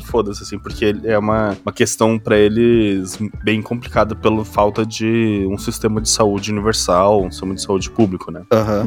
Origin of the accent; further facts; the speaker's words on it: Brazil; eu sou brasileiro